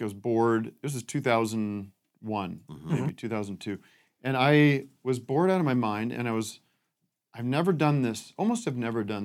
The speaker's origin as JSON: {"language": "English", "town": "Allentown", "region": "Pennsylvania", "country": "United States", "said": "I'm from Allentown"}